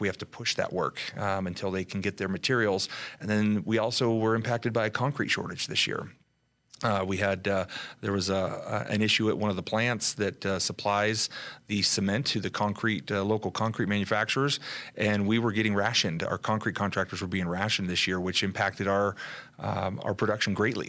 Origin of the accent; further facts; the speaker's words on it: Southern California, United States; moved away; we're originally from Southern California